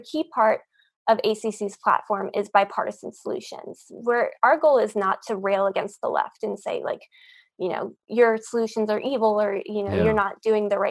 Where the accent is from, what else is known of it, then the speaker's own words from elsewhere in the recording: Pennsylvania, United States; I'm from Pennsylvania